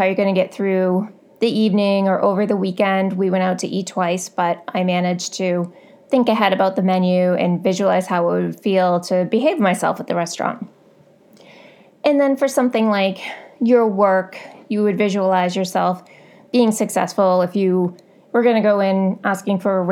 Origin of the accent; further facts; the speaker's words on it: Boston, Massachusetts, United States; I'm from Boston